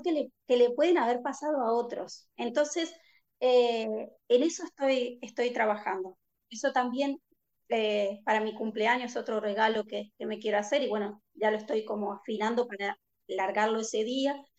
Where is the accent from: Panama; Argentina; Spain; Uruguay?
Uruguay; born or raised there; moved away